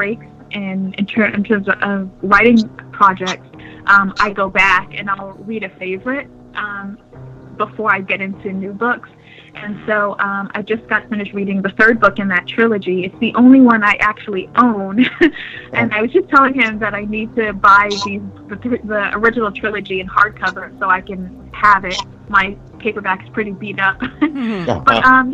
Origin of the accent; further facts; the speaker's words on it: New York, United States; moved away as an adult; now in New Hampshire, United States; I'm originally from New York, and I've been living in New Hampshire for the last 5 years or so. So I went from being a city girl